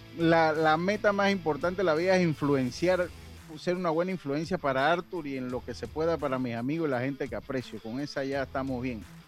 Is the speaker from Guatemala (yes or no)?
no; Los Santos, Panama; also born or lived in Chiriquí; now in Panama City, Panama; Soy cédula siete, entonces. Y me fui muy joven allá a vivir a Panamá, yo jamás me he podido considerar capitalino, nunca y con el respeto de los capitalinos, que los, ah, eh, los estimo mucho, eh, pero yo soy santeño